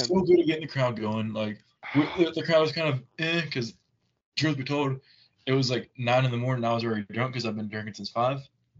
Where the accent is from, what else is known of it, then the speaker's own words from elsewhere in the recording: the South, United States; as a Southerner.